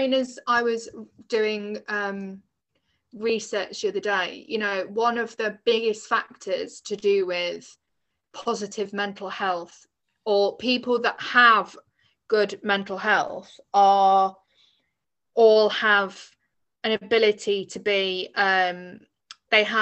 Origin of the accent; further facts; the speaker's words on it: England, United Kingdom; I was from England